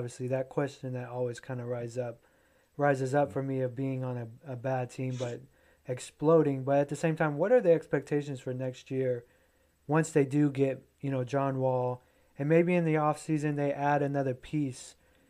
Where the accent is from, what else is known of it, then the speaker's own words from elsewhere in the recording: Nashville, Tennessee, United States; yes, we're from Tennessee.